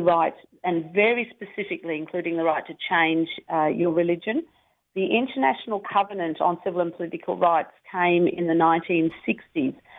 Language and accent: English; Melbourne, Victoria, Australia; I started learning uh, French at high school in Melbourne